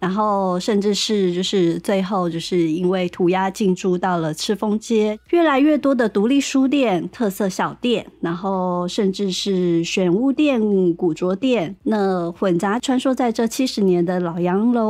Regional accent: Taipei, Taiwan; 身为台北人的我，就是忘了从什么时候开始，中山站变成了一个文青基地的代名词。

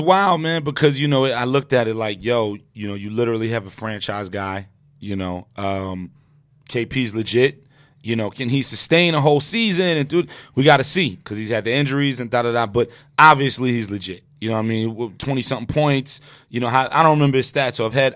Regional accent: New York City, New York, United States; I'm born and raised in Brooklyn

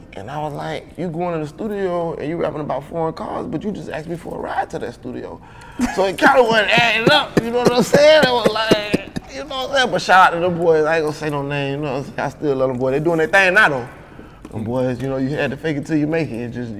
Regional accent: Kansas City, Missouri, United States; I'm from Kansas City.

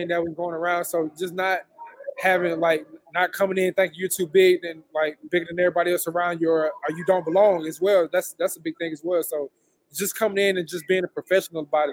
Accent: Lexington, South Carolina, United States; also born or lived in Rock Hill, South Carolina; I grew up until the sixth grade, I was in Lexington, South Carolina. So when I moved to Rock Hill, I was kind of like an outsider

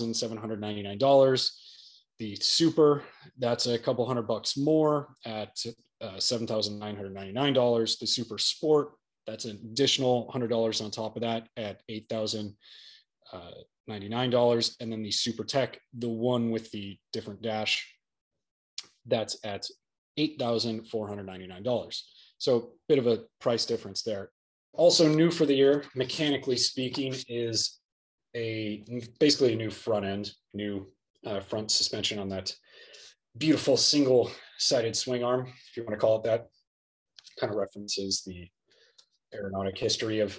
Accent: Southern California, United States; I grew up in Southern California

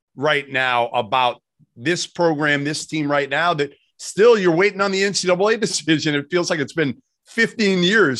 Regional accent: Boston, Massachusetts, United States; growing up in Boston

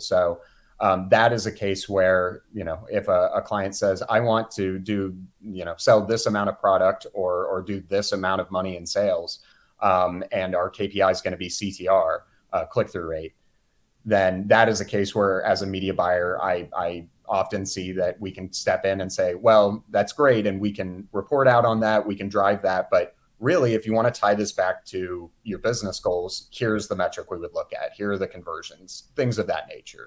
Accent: Houston, Texas, United States; also born or lived in Mississippi; now in Kansas City, United States; originally, I'm from the Houston area.

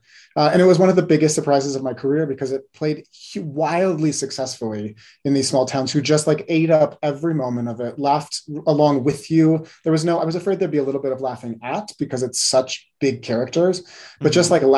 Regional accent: West Coast, United States; I grew up on the West Coast, so I was not quite as in touch with musical theater on Broadway and in New York as a lot of people were.

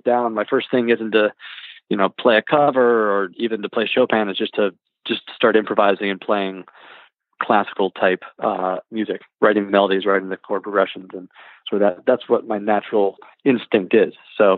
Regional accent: Louisville, Kentucky, United States; Yeah, I'm from Louisville.

